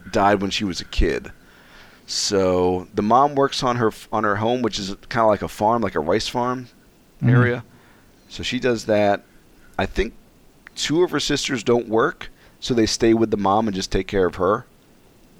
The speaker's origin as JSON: {"language": "English", "country": "United States", "said": "I'm an American"}